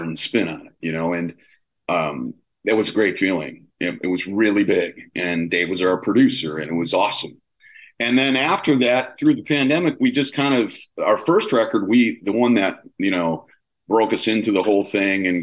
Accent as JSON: {"language": "English", "town": "Milwaukee", "region": "Wisconsin", "country": "United States", "tie": "born or raised there", "moved": "yes", "lives_now": "Los Angeles, United States", "said": "I grew up in Milwaukee, like in Wisconsin and then Milwaukee."}